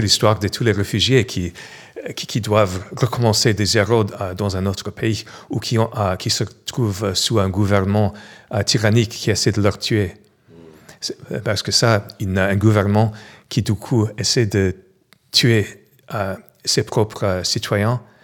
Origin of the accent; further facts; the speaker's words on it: New York, United States; French is a second language; moved away as an adult; also born or lived in Los Angeles / San Francisco / Paris; now in Montpellier, France; je suis né à New York, je suis américain